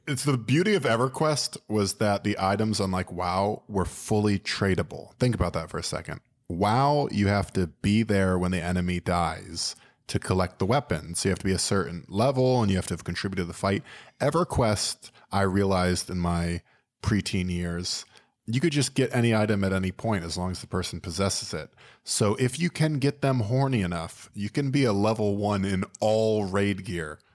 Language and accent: English; Florida, United States; I'm from Florida